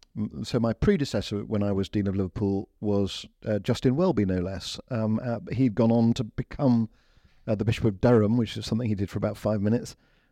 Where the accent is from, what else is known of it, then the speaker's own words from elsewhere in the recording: India; also born or lived in Lincoln, United Kingdom; I grew up as a missionary kid. I grew up in, so I was born in Lincoln, but before I was two, we moved to India.